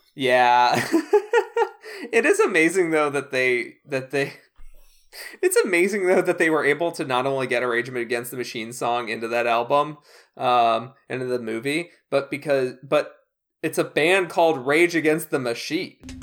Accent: Chicago suburbs, Illinois, United States; I grew up in the Chicago suburbs

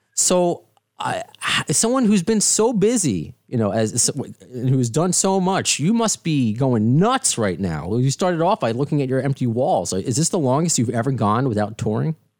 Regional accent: Baldwin, New York, United States; a Long Island boy, because I grew up in Baldwin

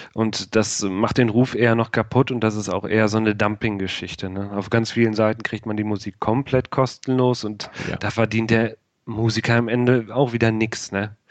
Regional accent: Rheda-Wiedenbrück, North Rhine-Westphalia, Germany; Ich komme aus Reda Wienbrück. Das ist bei Bielefeld

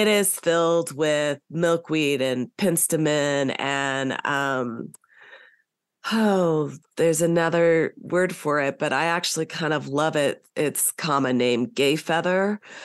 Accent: Southern California, United States; moved away as an adult; also born or lived in North Carolina / Virginia / Northern Colorado; now in Colorado, United States; I grew up in California

